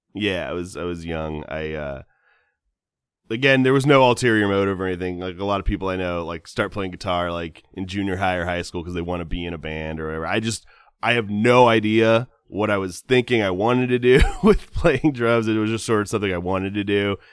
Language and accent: English; Southern California, United States; I'm from Southern California